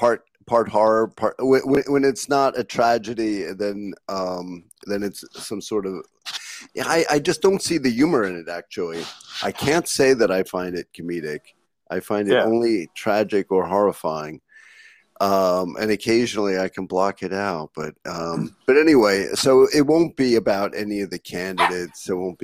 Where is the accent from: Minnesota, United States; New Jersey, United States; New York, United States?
New York, United States; Well, my family's lived in Lower East Side for over 100 years, but I went to college upstate.